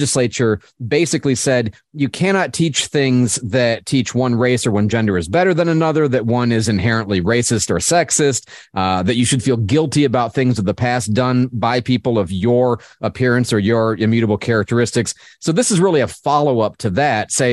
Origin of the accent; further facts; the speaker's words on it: Florida, United States; my home state of Florida